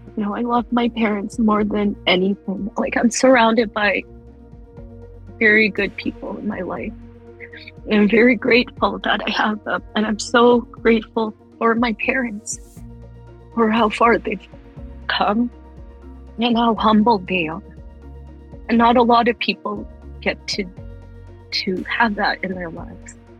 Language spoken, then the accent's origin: English; Calgary, Alberta, Canada; we grew up in Radisson till I was probably about 10 years old